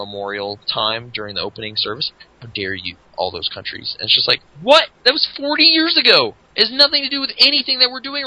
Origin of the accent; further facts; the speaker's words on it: Canada; being Canadian